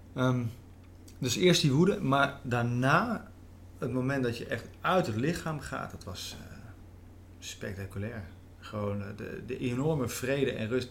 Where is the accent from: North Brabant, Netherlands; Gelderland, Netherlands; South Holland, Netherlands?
Gelderland, Netherlands; Veluwe; ik ben opgegroeid op de Veluwe, een ander deel van de Veluwe